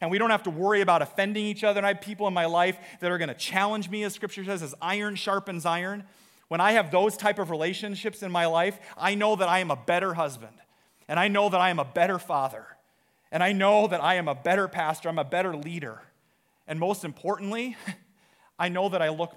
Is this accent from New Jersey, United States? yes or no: no; Iowa, United States; we're from Iowa